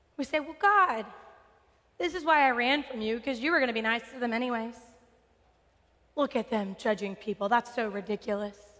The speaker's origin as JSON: {"language": "English", "region": "West Texas", "country": "United States", "said": "I'm from West Texas. I know desert."}